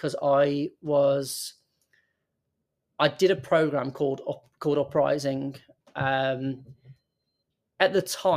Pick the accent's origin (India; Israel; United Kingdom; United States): United Kingdom; Birmingham, West Midlands; I'm from Birmingham, I moved out for university, I moved away from my home